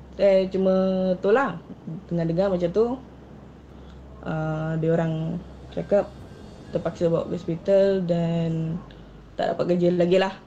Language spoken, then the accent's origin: Malay; Kuching, Sarawak, Malaysia; also born or lived in Siburan, Sarawak; Saya berasal dari Kuching.